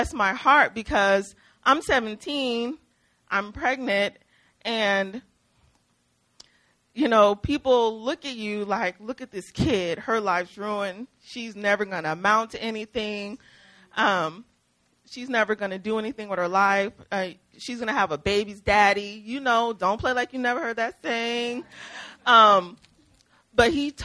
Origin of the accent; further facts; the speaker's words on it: Mississippi, United States; we're from Mississippi